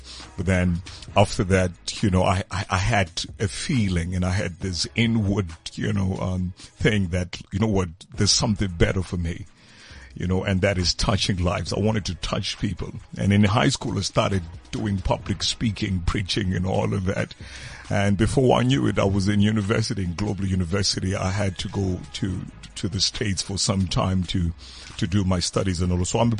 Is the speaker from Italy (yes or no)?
no; South Africa; also born or lived in Ghana; I'm solid South African.